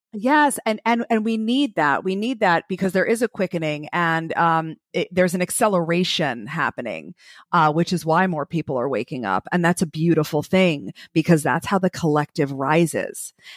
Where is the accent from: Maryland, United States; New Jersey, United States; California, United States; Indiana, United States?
New Jersey, United States; also born or lived in Brooklyn, New York; now in Florida, United States; I was born in Brooklyn and raised in New Jersey